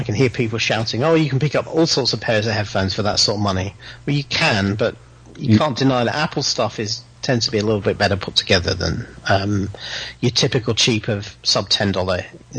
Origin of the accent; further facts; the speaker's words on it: England, United Kingdom; As an Englishman talking to an American